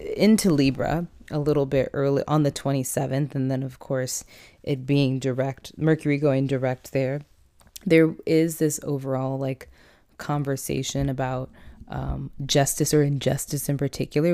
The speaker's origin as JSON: {"language": "English", "town": "San Diego", "region": "California", "country": "United States", "said": "I'm from San Diego, California"}